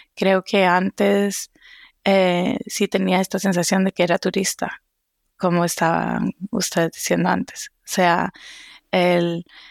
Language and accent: Spanish; Costa Rica; moved away as an adult; also born or lived in Seville / France; now in Boston, United States; soy de Costa Rica